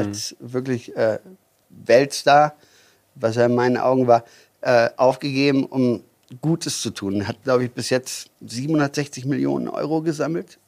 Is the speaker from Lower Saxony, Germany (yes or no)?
no; near Düsseldorf, North Rhine-Westphalia, Germany; moved away as an adult; now in Füssen, Germany; Ähm, ich komme eigentlich aus Hahn. Äh, Hahn ist ähm, Rheinland, also ist ähm, Nähe Düsseldorf. Mhm. Also ja, ich bin mhm. Rheinländer.